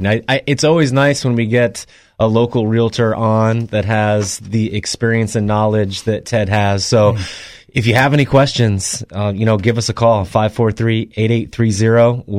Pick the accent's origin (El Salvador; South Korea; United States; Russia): United States; Colorado; moved away; See, I grew up in Colorado.